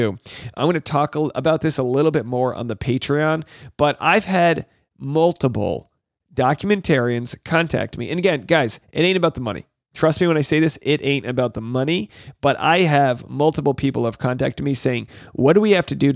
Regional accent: New England, United States; I'm from New England

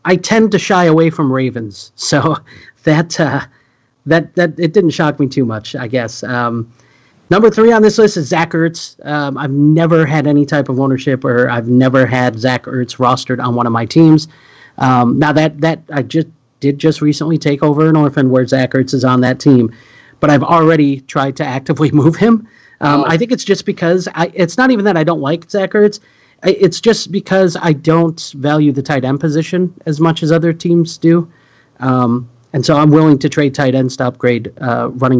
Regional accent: Wisconsin, United States; I'm from Wisconsin

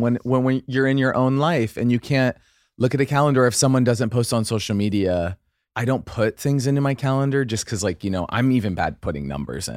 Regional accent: Idaho, United States; I'm from Idaho

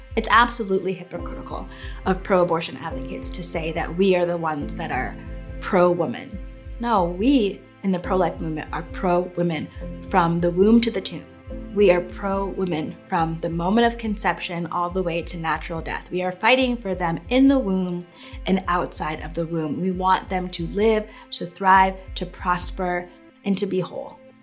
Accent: Connecticut, United States; I grew up in Connecticut and it's a very pro-choice state.

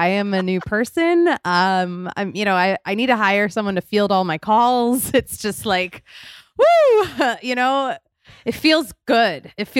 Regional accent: Philadelphia, Pennsylvania, United States; I'm from Philadelphia.

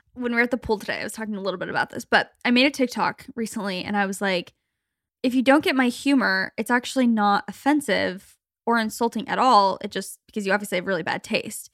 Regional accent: Phoenix, Arizona, United States; we're from Phoenix

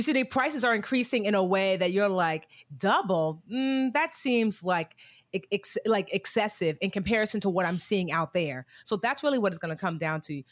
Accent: New Jersey, United States; also born or lived in Newark, New Jersey; I was born in Newark, but I was raised all over Jersey, but came back to Newark

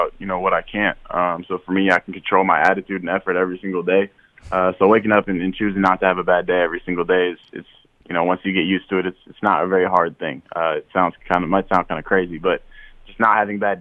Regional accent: Marshall, Minnesota, United States; moved away; also born or lived in Fargo, North Dakota; growing up in Marshall

